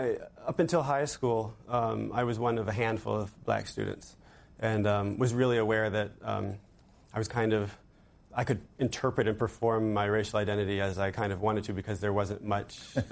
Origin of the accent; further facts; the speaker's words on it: Fanwood, New Jersey, United States; moved away; also born or lived in Lille, France; I grew up in Fanwood, New Jersey.